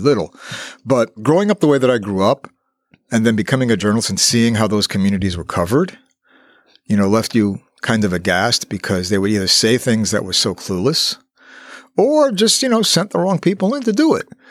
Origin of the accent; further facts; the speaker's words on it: New York City, New York, United States; I grew up in the South Bronx, where there was a growing Puerto Rican community